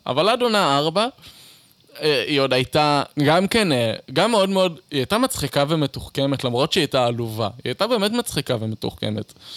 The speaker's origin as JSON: {"language": "Hebrew", "town": "Beersheba", "region": "Southern District", "country": "Israel", "tie": "born or raised there", "also_born_or_lived": "Eilat", "said": "גדלתי בבאר שבע ואז באילת"}